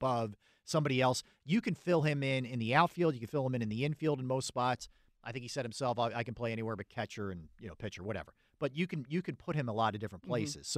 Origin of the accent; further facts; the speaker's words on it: Delco, Pennsylvania, United States; I'm from Delco